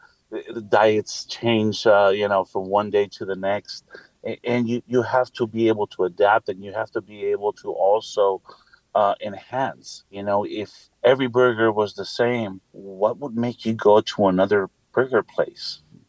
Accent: Mexico City, Mexico; Both the chef and I, we're from Mexico City, and we grew up around tacos, and we have a deep love for them.

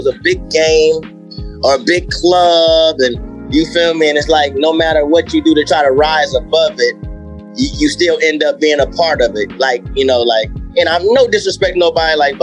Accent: Compton, California, United States; I was born in Compton, California

